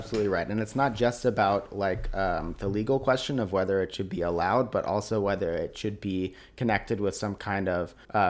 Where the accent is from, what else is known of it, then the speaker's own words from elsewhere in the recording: Tennessee, United States; Tennessee, born and raised in Tennessee.